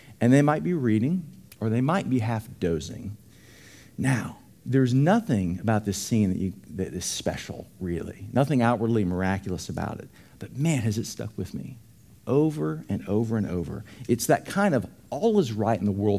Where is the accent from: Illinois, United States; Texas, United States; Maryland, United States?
Texas, United States; Dallas; I grew up in Dallas